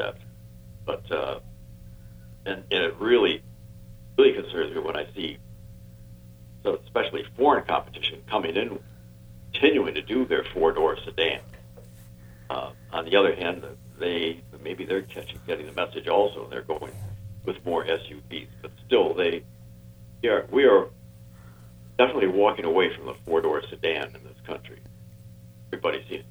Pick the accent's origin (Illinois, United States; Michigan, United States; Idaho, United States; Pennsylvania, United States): Michigan, United States; moved away as an adult; now in Florida, United States; I'm from Michigan